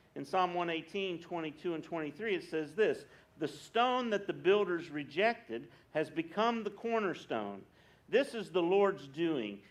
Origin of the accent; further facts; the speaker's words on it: West Virginia, United States; moved away; I grew up in West Virginia